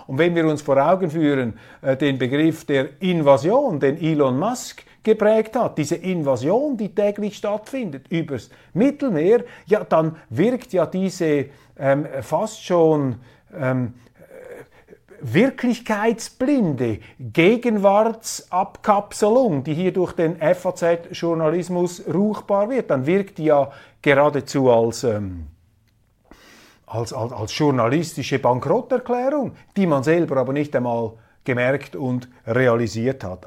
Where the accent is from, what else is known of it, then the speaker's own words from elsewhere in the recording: Switzerland; als Schweizer